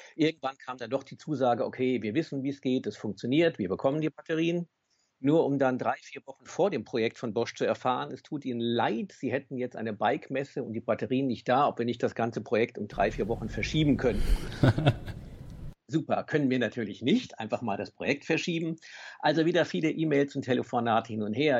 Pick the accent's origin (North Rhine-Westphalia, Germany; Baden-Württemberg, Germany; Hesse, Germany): Hesse, Germany; Bad Homburg; Ich komme aus Bad Homburg in der Nähe von Frankfurt